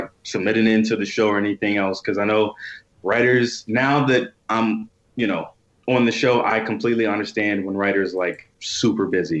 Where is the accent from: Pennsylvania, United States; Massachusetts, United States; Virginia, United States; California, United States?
Virginia, United States; I'm a liberal from Virginia